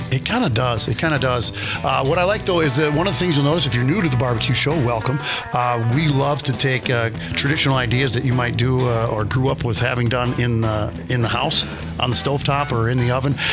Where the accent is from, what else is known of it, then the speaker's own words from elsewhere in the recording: Minnesota, United States; Hi, I'm from Minnesota.